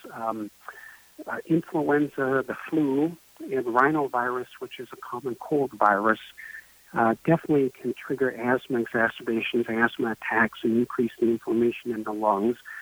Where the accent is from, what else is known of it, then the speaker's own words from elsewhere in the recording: Bellingham, Washington, United States; also born or lived in Arizona; I grew up in Bellingham, uh, then uh, trained in various places and actually practiced in Arizona for a number of years before relocating back here.